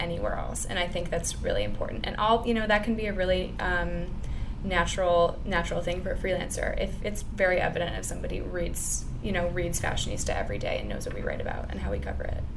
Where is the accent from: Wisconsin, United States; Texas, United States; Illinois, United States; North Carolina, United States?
Illinois, United States; outside of Chicago; moved away as an adult; now in New York, United States; I grew up like outside outside of Chicago. I went to school there. It's very Midwest.